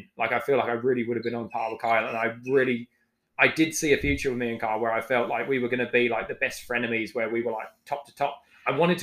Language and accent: English; England, United Kingdom; now in New Zealand; I'm from England and I'm white